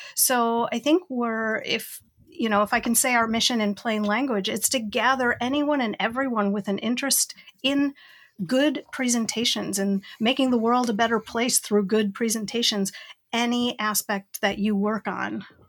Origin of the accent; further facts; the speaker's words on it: Rochester, New York, United States; I'm from Rochester, New York, way upstate Western New York